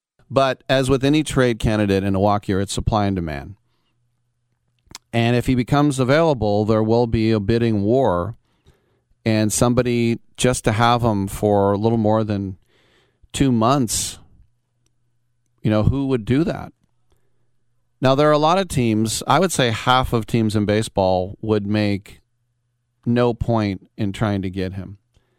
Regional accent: Richmond, California, United States; I'm from Richmond. I went to Salesian and I played football at St. Mary's College.

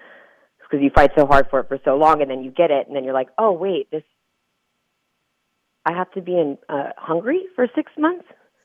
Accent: San Diego, California, United States; also born or lived in Chula Vista / Spring Valley / Utah; I'm originally from San Diego. I was born in Chula Vista, and I lived in Spring Valley, which is like south side of San Diego.

